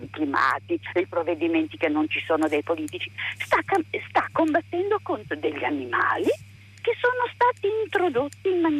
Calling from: Gorizia, Friuli-Venezia Giulia, Italy; siamo da Lorizia.

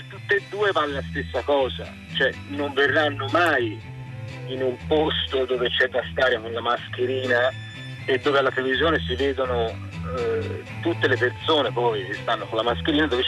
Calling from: Florence, Tuscany, Italy; siamo da Firenze. Vivo nel Chianti e lavoro a Firenze, insomma la nostra zona eh, vive e respira alla fine di turismo.

